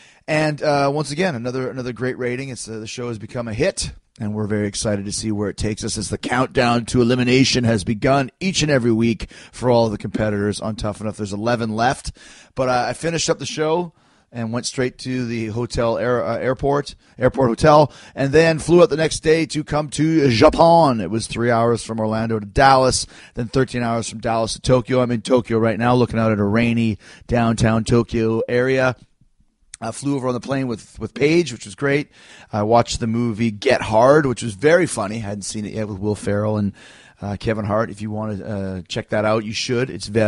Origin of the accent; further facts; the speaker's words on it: Winnipeg, Manitoba, Canada; I'm from Canada, you idiot. I'm from Winnipeg, you idiot. And my fellow Canadians